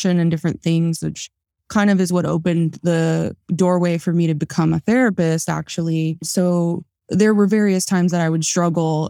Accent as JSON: {"language": "English", "town": "Las Vegas", "region": "Nevada", "country": "United States", "tie": "born or raised there", "also_born_or_lived": "California", "said": "I actually grew up here in Las Vegas, although I was born in California. I was raised here in Vegas"}